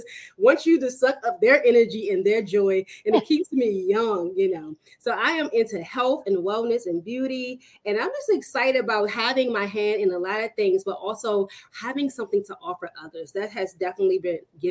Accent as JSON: {"language": "English", "town": "Washington", "region": "District of Columbia", "country": "United States", "tie": "born or raised there", "said": "I am from the Washington, D.C. area, born and raised."}